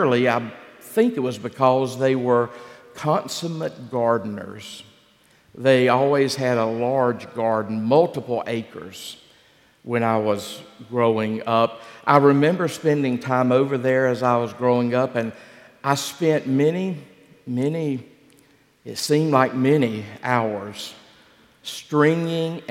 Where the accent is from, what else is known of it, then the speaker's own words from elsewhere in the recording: Gaston County, North Carolina, United States; Gaston County, where I grew up.